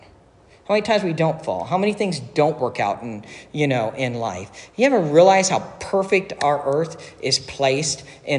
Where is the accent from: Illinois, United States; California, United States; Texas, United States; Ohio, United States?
Ohio, United States; Dayton; I grew up in Dayton, and we had the Five River Metro Parks